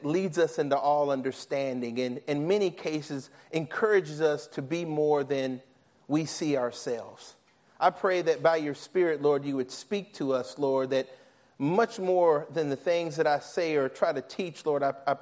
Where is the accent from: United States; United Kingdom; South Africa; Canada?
United States; Nashville, Tennessee; I'm from Nashville, Tennessee